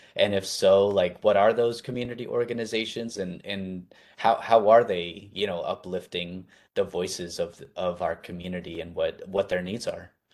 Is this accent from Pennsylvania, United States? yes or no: no; Arizona, United States; I'm from Arizona